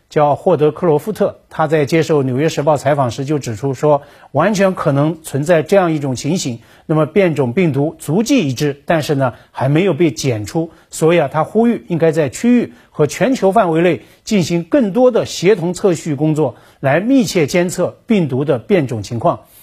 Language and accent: Chinese; Shenzhen, Guangdong, China; 作为一个深圳人